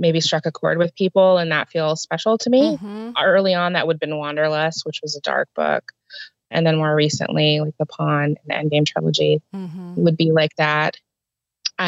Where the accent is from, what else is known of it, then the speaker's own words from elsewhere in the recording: Houston, Texas, United States; also born or lived in Austin, Texas; I actually was born and raised in Houston and just went up to Austin for college and then came back